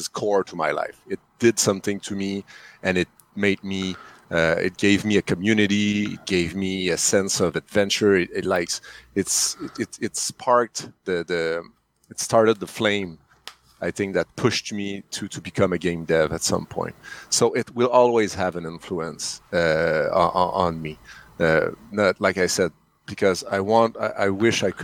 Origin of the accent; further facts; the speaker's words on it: Canada; English is a second language; I'm French Canadian, so sorry for the accent